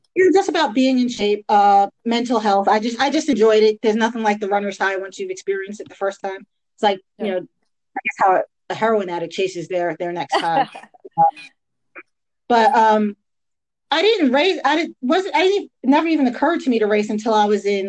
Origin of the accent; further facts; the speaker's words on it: Long Island, New York, United States; moved away as an adult; also born or lived in Queens, New York / Maryland / New Jersey; now in Georgia, United States; I grew up in Long Island. Born in Queens, raised in Long Island